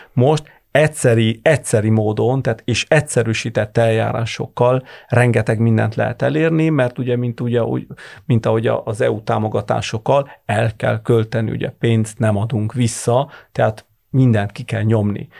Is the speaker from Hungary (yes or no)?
no; Bologna, Emilia-Romagna, Italy; also born or lived in Florence, Italy; Firenzében, vagy éppen Bolonyában, ahol, ahonnan származom